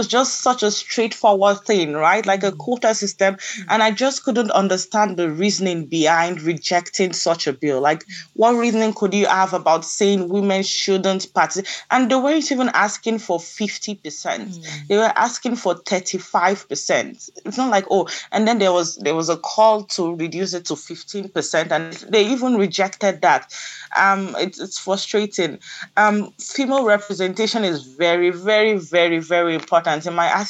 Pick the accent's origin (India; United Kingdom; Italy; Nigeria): Nigeria; our kids, our girls growing up in Nigeria